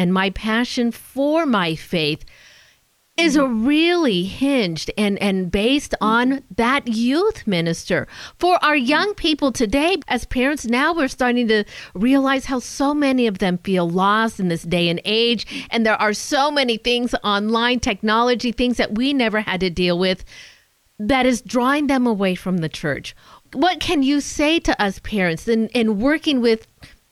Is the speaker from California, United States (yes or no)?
yes; Southern California, United States; moved away; I'm a SoCal girl myself